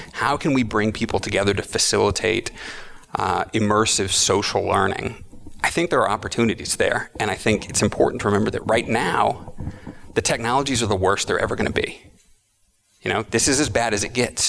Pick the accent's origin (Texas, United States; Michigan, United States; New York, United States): Texas, United States; Austin; moved away as an adult; also born or lived in Berkeley, California; I was born in Austin, Texas, and lived there for about 22 years. And then I moved to Berkeley, California to go to graduate school